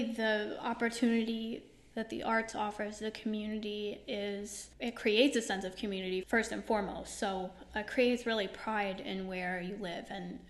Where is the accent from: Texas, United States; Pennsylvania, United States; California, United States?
Pennsylvania, United States; Scranton; moved away as an adult; now in Babylon, United States; Yes, I'm from the Scranton area of Pennsylvania, and I moved here a few years ago.